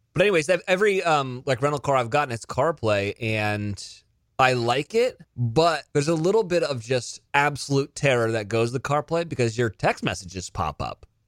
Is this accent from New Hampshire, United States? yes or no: no; California, United States; I grew up in California